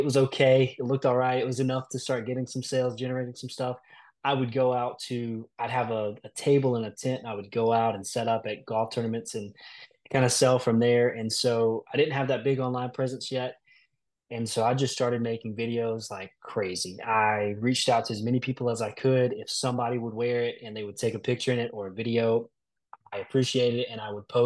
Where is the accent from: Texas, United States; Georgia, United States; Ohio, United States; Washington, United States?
Georgia, United States; South; I'm actually from Middle Georgia. I was, you know, born and raised kind of more in the South Georgia area